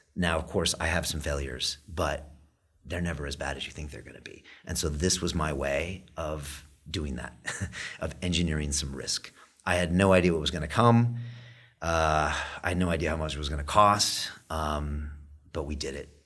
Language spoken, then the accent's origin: English; United States; now in London, United Kingdom; I'm from America